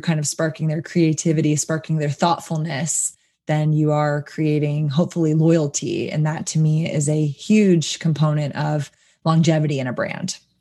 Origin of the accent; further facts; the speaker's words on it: Austin, Texas, United States; I come from Austin, obviously, and live music